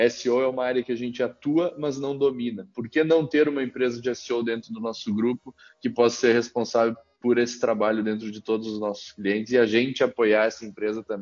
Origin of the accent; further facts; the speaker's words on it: Caxias do Sul, Rio Grande do Sul, Brazil; Uh, eu sou natural de Caxias do Sul.